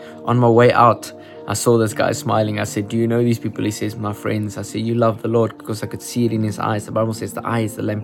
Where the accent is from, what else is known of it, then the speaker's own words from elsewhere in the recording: Upington, Northern Cape, South Africa; We are actually from Uppington. We live from Uppington